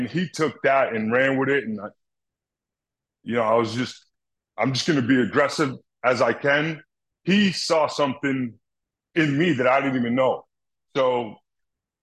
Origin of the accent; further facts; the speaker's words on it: Boston, Massachusetts, United States; I'm from Boston